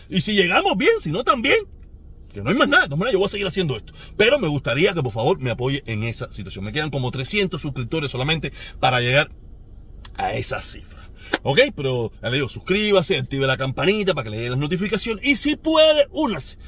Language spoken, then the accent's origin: Spanish; Cuba; now in United States; los cubanos no somos como los americanos